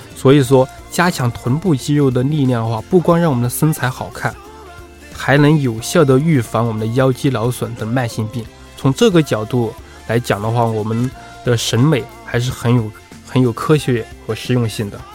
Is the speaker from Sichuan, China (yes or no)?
yes; Sichuan, China; accent: Sichuan-accented Mandarin; moved away as an adult; now in Beijing, China; 我是四川人，苏东坡是我的同乡，北周东坡九流是我的家乡菜